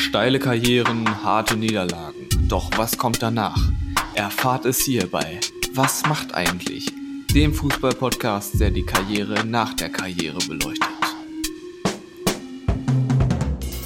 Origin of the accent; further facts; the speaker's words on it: North Rhine-Westphalia, Germany; Wir kommen ja aus Ostwestfalen